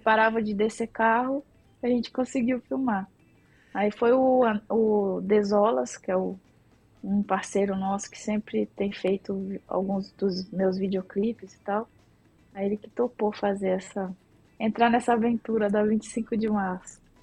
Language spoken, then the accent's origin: Portuguese; Minas Gerais, Brazil; moved away as an adult; now in São Paulo, Brazil; eu sou mineira, moro aqui desde 2004